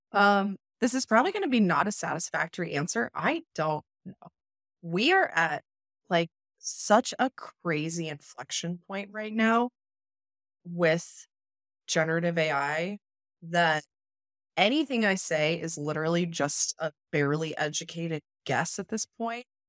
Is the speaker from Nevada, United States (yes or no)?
yes; Las Vegas, Nevada, United States; I come from Vegas